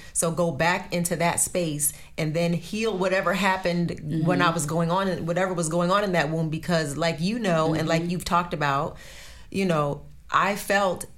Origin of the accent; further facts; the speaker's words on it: Jersey Shore, New Jersey, United States; I grew up on the Jersey Shore.